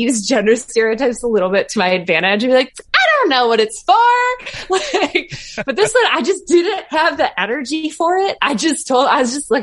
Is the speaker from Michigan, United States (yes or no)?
yes; Detroit, Michigan, United States; now in North Carolina, United States; I'm actually originally from Detroit, so I didn't grow up here